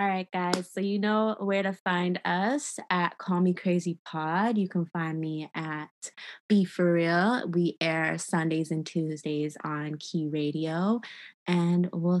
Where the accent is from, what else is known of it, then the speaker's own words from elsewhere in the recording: Toronto, Ontario, Canada; Growing up in Toronto